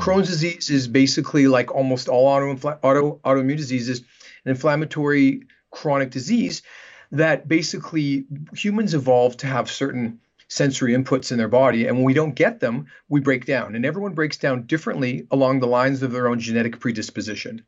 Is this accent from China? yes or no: no; Canada; moved away as an adult; also born or lived in Vancouver, Canada / Los Angeles, United States; now in Manhattan Beach, United States; I'm Canadian, and, um, I practiced in Canada for about ten years in Vancouver. before moving down to Los Angeles